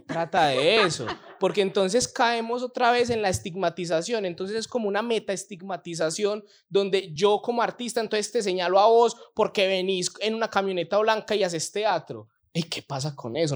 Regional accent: Colombia; somos colombianos

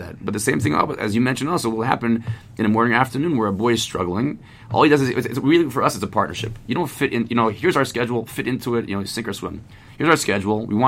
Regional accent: Maryland, United States; now in Jerusalem, Israel; I'm from Maryland

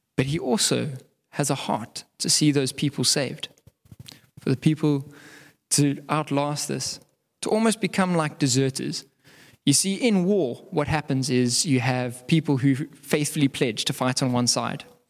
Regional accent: South Africa; as South African

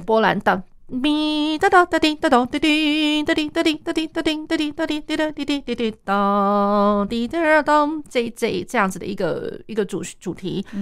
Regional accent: Taiwan; 像我们，我们台湾这边的话

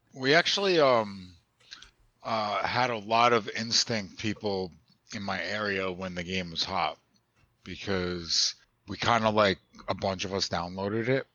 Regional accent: New York, United States; I'm from New York

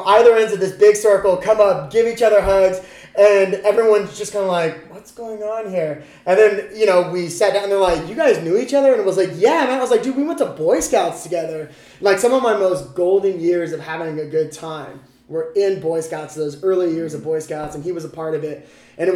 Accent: California, United States; moved away; also born or lived in Idaho Falls; I'm originally from California

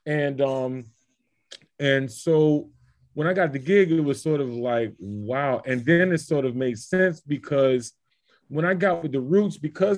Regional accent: Miami, Florida, United States; moved away as an adult; So I'm from Miami, Florida. You know, I grew up in the church. You know, black kid in my hood practicing classical music.

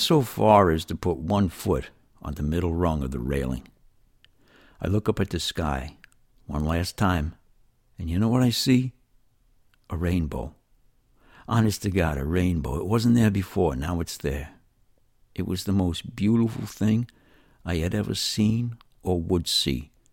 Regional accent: New York City, New York, United States; moved away as an adult; now in East Alabama, United States; I was raised in New York City in very trying circumstances for a child.

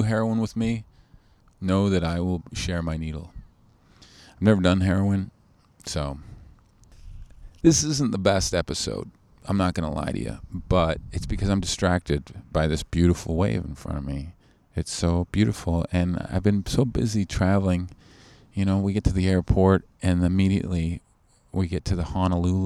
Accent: Canada; I'm too Canadian.

